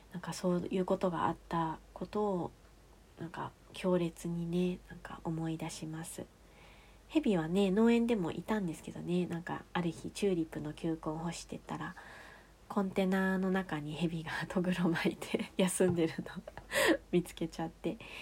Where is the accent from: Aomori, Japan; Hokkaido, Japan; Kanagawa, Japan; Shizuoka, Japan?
Aomori, Japan; Rokkasho; 私の実家とか六ヶ所村は南部の方に位置してるんですが